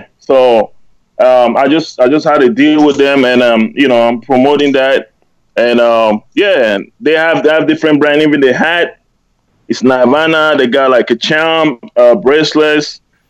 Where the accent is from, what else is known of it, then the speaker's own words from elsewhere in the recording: Germany; English is a second language; Then I started my own label in Germany. So. Awesome. Growing up in Germany, I went to school there.